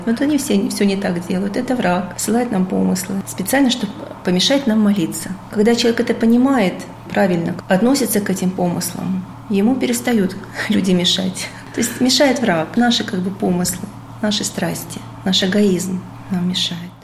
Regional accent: Kirov, Kirov Oblast, Russia; moved away; also born or lived in Saint Petersburg; я сама родилась в Вятке, жила потом в Питере

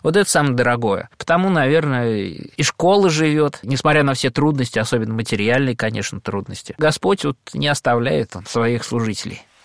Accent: Khvalynsk, Saratov Oblast, Russia; moved away; в Саратовской области, в Хвалынске, откуда я родом

